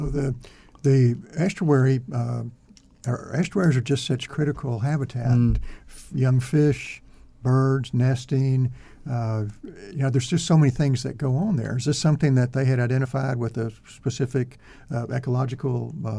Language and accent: English; East Texas, United States; I'm from East Texas